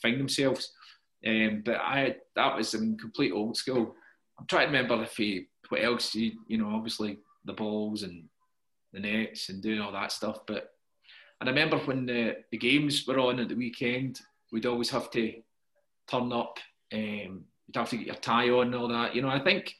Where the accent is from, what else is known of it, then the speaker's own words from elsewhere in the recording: Hamilton, Scotland, United Kingdom; I grew up in Hamilton